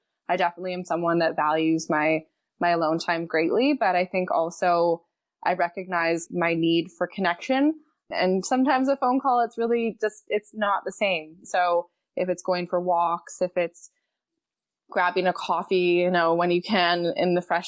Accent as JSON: {"language": "English", "town": "Montreal", "region": "Quebec", "country": "Canada", "moved": "as an adult", "said": "I'm originally from Montreal."}